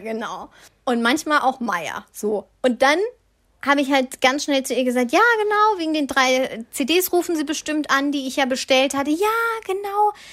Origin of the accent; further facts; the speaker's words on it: Swabia, Germany; accent: Swabian; Ich bin Schwabe, ich darf das, ich kann alles außer Hochdeutsch